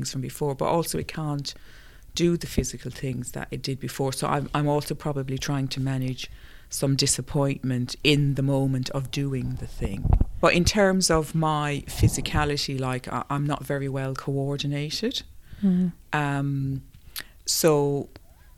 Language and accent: English; Ireland; growing up in Ireland